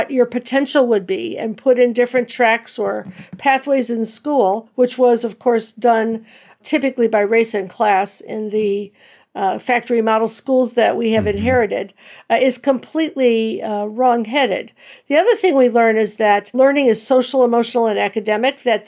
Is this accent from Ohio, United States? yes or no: yes; Cleveland, Ohio, United States; moved away as an adult; also born or lived in New Jersey / Philadelphia; Grew up in Cleveland and taught in New Jersey and Philadelphia